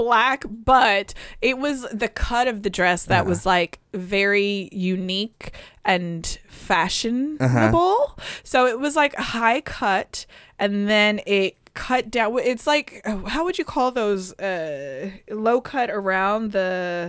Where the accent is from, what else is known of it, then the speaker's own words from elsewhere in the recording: Chicago, Illinois, United States; born there; I know this is going to sound odd, but I was born in Chicago, uh-huh. and I'm a Bulls fan forever.